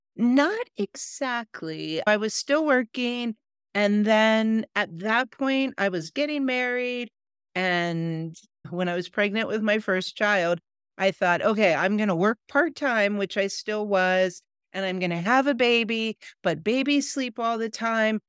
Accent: Ohio, United States; moved away as an adult; now in Colorado, United States; I grew up in the Midwest in America, in Ohio, and I've lived for the past 30 years in Colorado

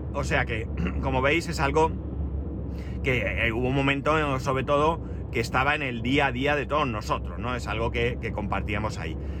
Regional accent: Alicante, Valencian Community, Spain; De Alicante

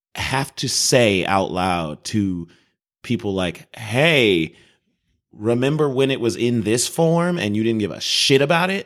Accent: Chicago, Illinois, United States; I'm not from Chicago

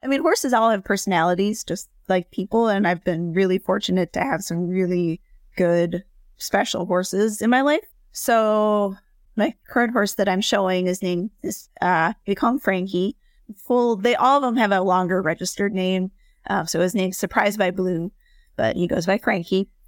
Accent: Minneapolis, Minnesota, United States; also born or lived in Chapel Hill, North Carolina; I'm from Minneapolis originally

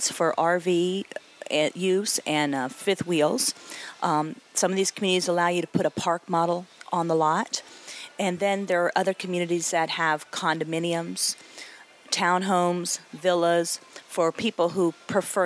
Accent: Tampa, Florida, United States; I'm from Florida, born and raised in the Tampa Bay area

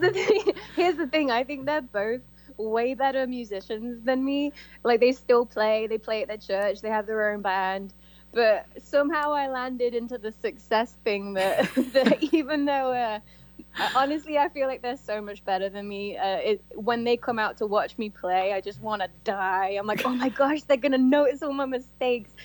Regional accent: Coventry, West Midlands, United Kingdom; moved away as an adult; I came from Coventry, England

